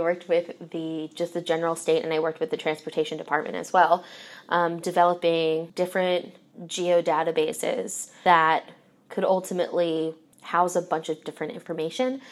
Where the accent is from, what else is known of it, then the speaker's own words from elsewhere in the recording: Philadelphia, Pennsylvania, United States; moved away as an adult; now in Indianapolis, United States; so I'm originally from Philadelphia, And probably from when I was four until high school